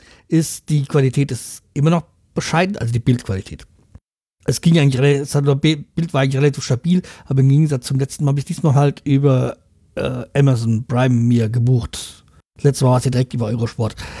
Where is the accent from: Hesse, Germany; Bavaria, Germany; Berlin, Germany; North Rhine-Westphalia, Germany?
Hesse, Germany; Hanau; aus meiner Heimatstadt, Hanau